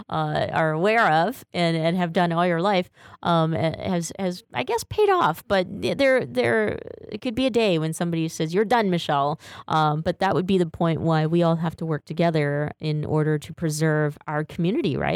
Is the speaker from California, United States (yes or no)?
no; Boston, Massachusetts, United States; No, I grew up in Boston, Massachusetts.